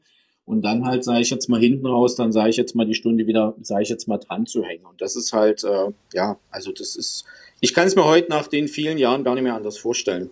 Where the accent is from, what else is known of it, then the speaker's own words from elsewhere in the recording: Görlitz, Saxony, Germany; moved away as an adult; also born or lived in Dresden; now in Stuttgart, Germany; geboren eigentlich in Dresden, lange in Görlitz äh, hängen geblieben